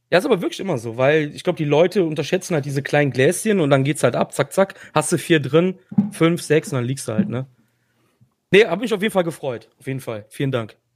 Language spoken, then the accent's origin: German; Cologne, North Rhine-Westphalia, Germany; Und ich komme aus Köln.